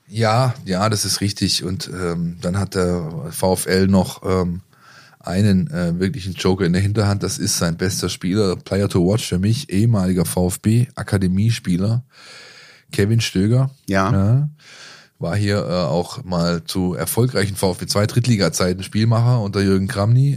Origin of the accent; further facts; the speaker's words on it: the area of Löchgau, Baden-Württemberg, Germany; Ich komme aus der Ecke